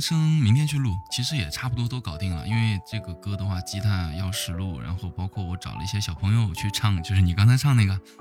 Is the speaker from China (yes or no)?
yes; Jincheng, Shanxi, China; also born or lived in Taiyuan; 我是晋城的